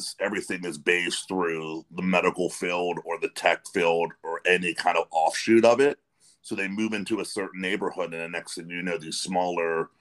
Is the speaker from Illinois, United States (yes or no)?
no; Western Pennsylvania, United States; moved away as an adult; now in Youngstown area, United States; I'm originally from Western Pennsylvania, but I moved like 20 minutes west from where I lived. I'm closer to now Youngstown area